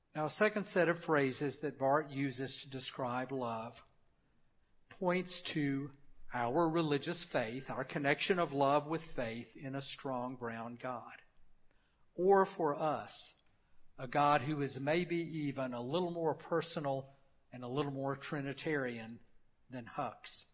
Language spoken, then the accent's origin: English; Memphis, Tennessee, United States; I grew up in Memphis, a city on the Mississippi River